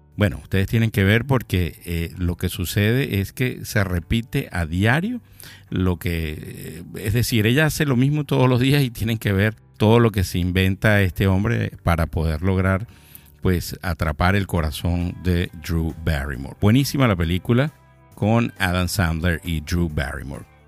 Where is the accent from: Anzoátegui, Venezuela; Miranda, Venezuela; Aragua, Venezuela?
Aragua, Venezuela; Maracay; now in Miami, United States; de Maracay, de donde soy yo